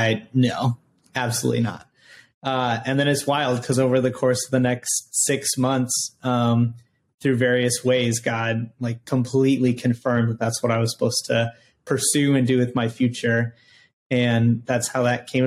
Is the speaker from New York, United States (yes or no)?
no; Rockford, Illinois, United States; I grew up in Rockford, Illinois.